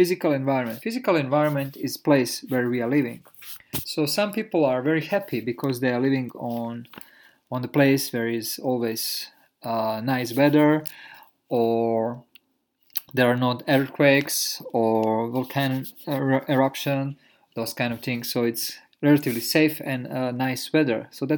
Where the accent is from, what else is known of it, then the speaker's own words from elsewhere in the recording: Croatia; born there; So when I was young, I was born in Europe, in Croatia.